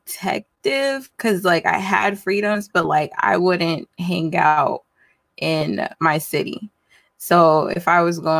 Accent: Newark, New Jersey, United States; So I grew up in Newark, New Jersey.

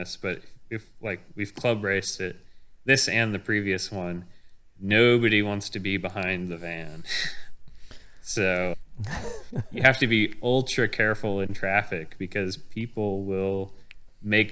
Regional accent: Kansas, United States; moved away; I'm originally from Kansas

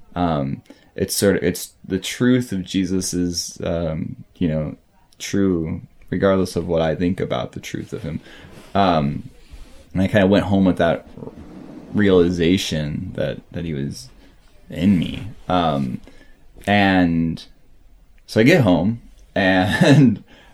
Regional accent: St. Louis, Missouri, United States; I was born there and spent until about high school

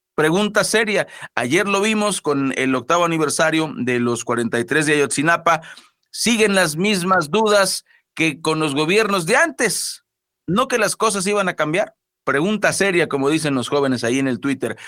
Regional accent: Mexico; no somos nuevos los mexicanos

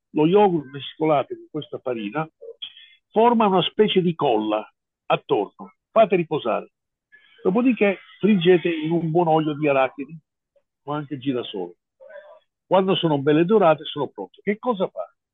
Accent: United States; now in Italy; io sono statunitense, sono americano

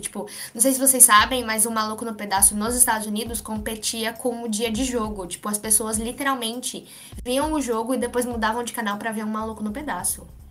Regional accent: Brazil; E eu nem sou do Pacífico, eu sou brasileira

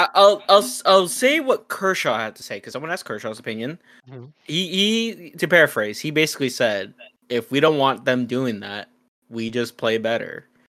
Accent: Mexico; we're both from Mexico

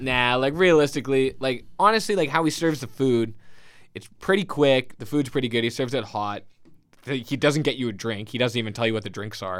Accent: St. James, New York, United States; I'm from Saint James

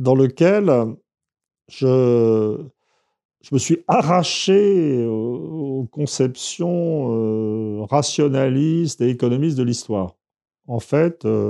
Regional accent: Saint-Germain-en-Laye, Île-de-France, France; Je suis né à Saint-Germain-en-Laye en 1951

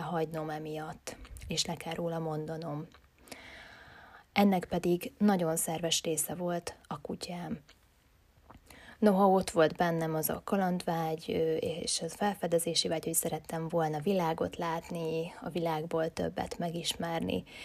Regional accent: Hungary; also born or lived in Budapest; születtem én itt Magyarországon a rendszerváltást követően

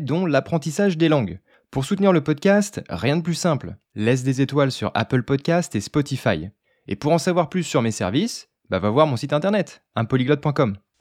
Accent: France; je suis français

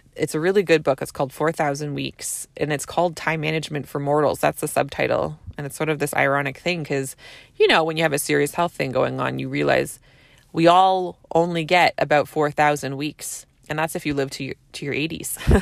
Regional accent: Canada; I'm a Canadian family physician

